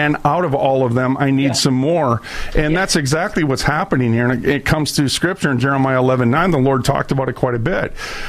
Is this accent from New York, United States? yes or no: no; Minneapolis, Minnesota, United States; I was born and raised in Minneapolis, St. Paul, and I've been making a lot of waves in the state of Minnesota for 25 years